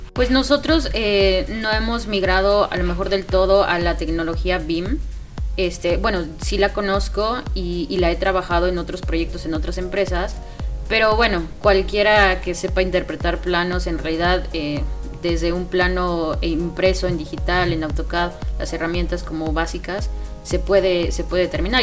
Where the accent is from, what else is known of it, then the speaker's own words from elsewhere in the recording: Mexico City, Mexico; also born or lived in Querétaro; yo soy de, de la Ciudad de México